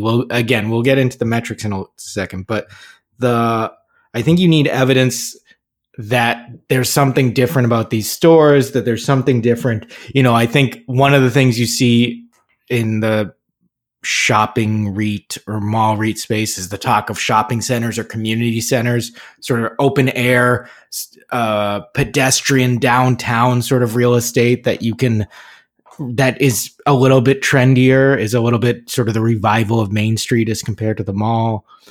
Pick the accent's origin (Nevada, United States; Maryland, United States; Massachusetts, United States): Massachusetts, United States; Burlington; Burlington Mall, my hometown mall growing up